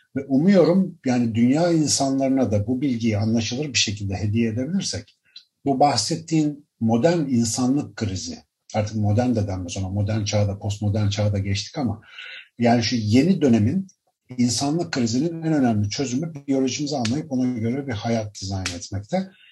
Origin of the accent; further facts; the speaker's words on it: Ankara, Turkey; moved away as an adult; now in Istanbul, Turkey; Ankaralıyım ben. Doğma büyüme bayağı. Üniversite eğitimi dahil Ankara'da büyüdüm.